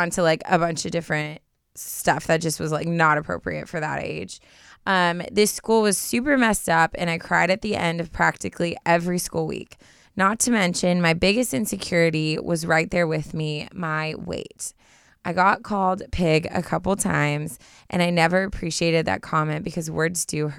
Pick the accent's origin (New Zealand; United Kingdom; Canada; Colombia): Canada